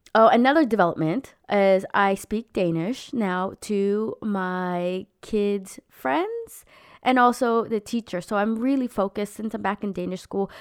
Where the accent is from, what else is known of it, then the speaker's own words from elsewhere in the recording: United States; moved away; I'm an American Filipino mom trying to find her way in a foreign country